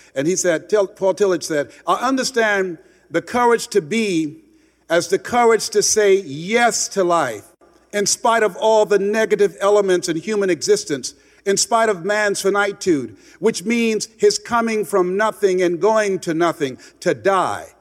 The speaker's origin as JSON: {"language": "English", "town": "Miami", "region": "Florida", "country": "United States", "moved": "yes", "said": "I'm from Miami originally."}